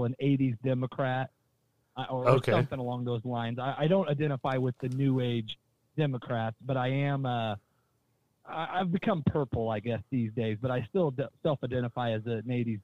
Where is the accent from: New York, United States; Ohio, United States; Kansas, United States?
Kansas, United States; Belle Plaine; both of us are small town kids. I come from Belle Plaine, Kansas, which is a town of 2,200, about 30 miles from here